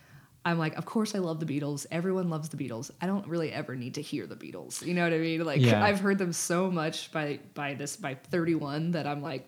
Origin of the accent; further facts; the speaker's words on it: Austin, Texas, United States; I'm from Austin.